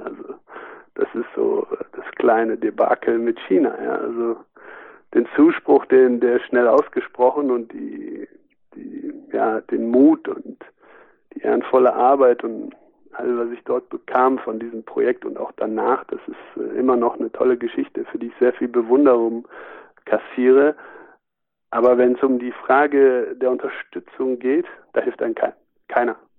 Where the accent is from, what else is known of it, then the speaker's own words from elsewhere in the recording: Germany; wir als Deutsche